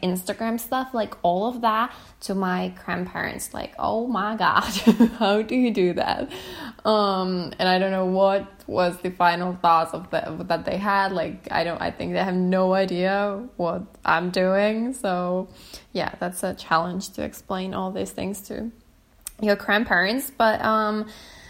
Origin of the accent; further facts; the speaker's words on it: small town near Kuopio, eastern Finland, North Savo, Finland; moved away as an adult; now in Helsinki, Finland; I'm from a small town from eastern Finland, close to Kuopio. If anyone knows where Kuopio is, I am close to, from a town close to Kuopio.